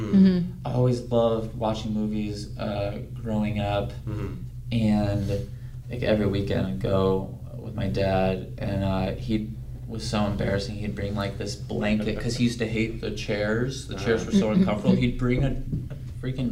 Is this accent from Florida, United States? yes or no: yes; Clearwater, Florida, United States; moved away as an adult; also born or lived in Gainesville, Florida; now in Los Angeles, United States; I'm originally from Clearwater, Florida